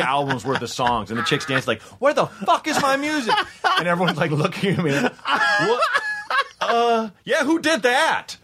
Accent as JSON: {"language": "English", "town": "Portland", "country": "United States", "said": "I'm from Portland"}